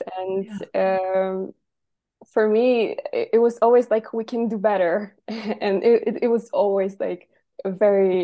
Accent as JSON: {"language": "English", "country": "Poland", "said": "I'm 24 and I'm from Poland, which is where right now I'm talking to you."}